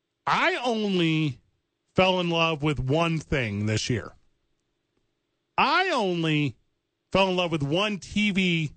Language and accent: English; East St. Louis, Illinois, United States; now in Albuquerque, United States; I'm from East St. Louis